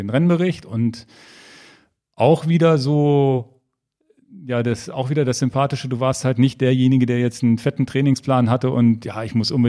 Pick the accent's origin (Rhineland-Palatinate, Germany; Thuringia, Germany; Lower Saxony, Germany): Lower Saxony, Germany; Hannover; Ich bin in Hannover geboren.